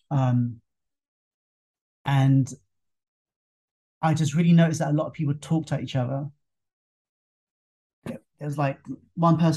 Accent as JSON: {"language": "English", "region": "England", "country": "United Kingdom", "lives_now": "Thailand", "said": "they knew that you know I, I come over from England and you know I, I didn't quite get what was going on"}